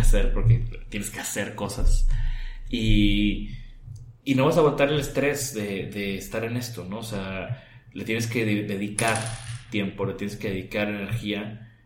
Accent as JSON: {"language": "Spanish", "town": "Tampico", "region": "Tamaulipas", "country": "Mexico", "tie": "born or raised there", "said": "Yo soy de Tampico, ahí crecí"}